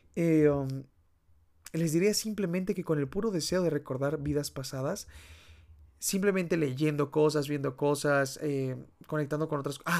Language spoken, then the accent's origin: Spanish; Mexico; al menos en mi país es muy común, eh, que es de México